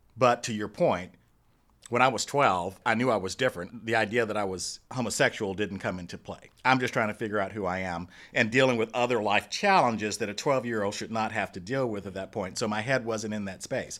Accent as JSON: {"language": "English", "town": "Dallas", "region": "Texas", "country": "United States", "tie": "born or raised there", "said": "I grew up in Dallas. I'm a Dallas boy. Grew up in Oak Cliff"}